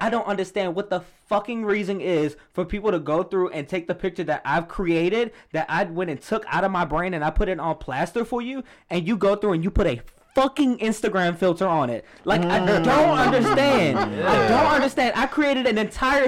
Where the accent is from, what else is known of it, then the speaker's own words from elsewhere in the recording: New Orleans, Louisiana, United States; I'm from New Orleans